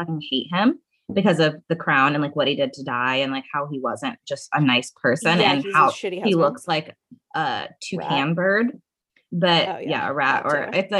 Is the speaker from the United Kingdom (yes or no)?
yes; United Kingdom; me being British